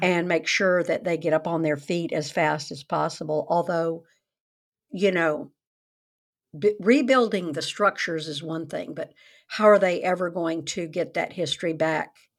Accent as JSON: {"language": "English", "region": "the South", "country": "United States", "tie": "born or raised there", "said": "I grew up in the South"}